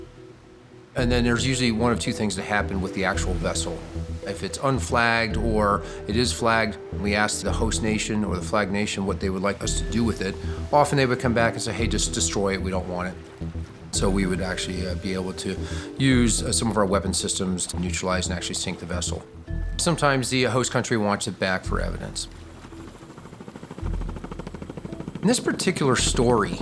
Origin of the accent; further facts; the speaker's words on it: Saranac Lake, New York, United States; now in Newport, United States; I'm from Saranac Lake, New York